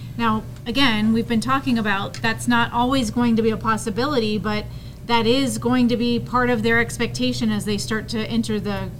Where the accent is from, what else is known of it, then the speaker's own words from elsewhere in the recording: Florida, United States; now in Colorado, United States; I came from Florida. I've been in Colorado for a little bit, for 4 years.